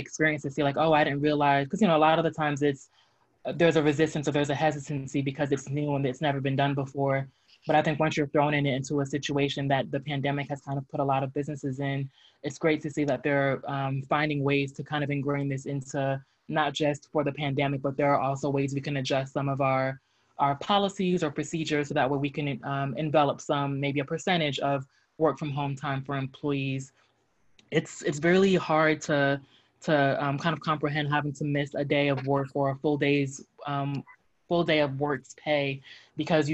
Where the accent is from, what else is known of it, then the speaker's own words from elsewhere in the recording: New Jersey, United States; moved away; I'm originally from New Jersey